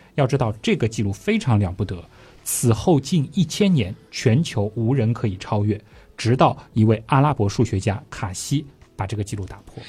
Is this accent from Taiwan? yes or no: no; China; 我们中国人更习惯叫这个是勾股定理啊